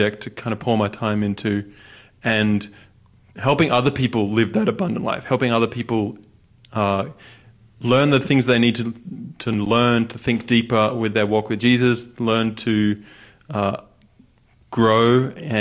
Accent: Newcastle, New South Wales, Australia; moved away as an adult; now in United States; I'm from the Central Coast, Newcastle area in New South Wales

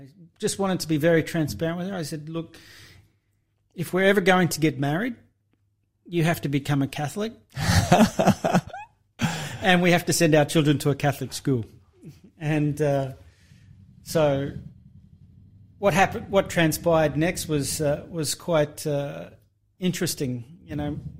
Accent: Toowoomba, Queensland, Australia; moved away; originally I'm a Queenslander

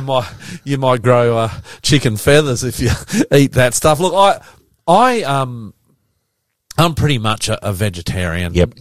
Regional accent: Queensland, Australia; we grew up Queensland

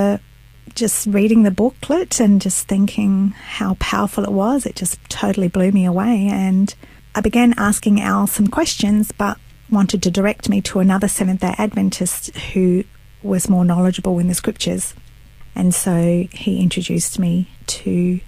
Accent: Australia; my parents are Italian, and they migrated to Australia, and I was born in Australia

